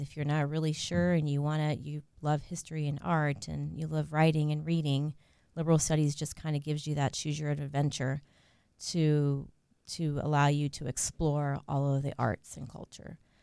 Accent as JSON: {"language": "English", "region": "Central Florida", "country": "United States", "tie": "born or raised there", "also_born_or_lived": "Puerto Rico / North Carolina / Australia", "said": "So I grew up in Central Florida"}